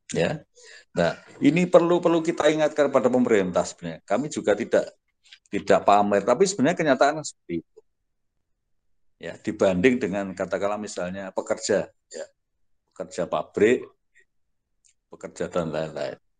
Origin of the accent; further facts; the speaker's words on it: Ngawi, East Java, Indonesia; moved away; asal saya dari Ngawi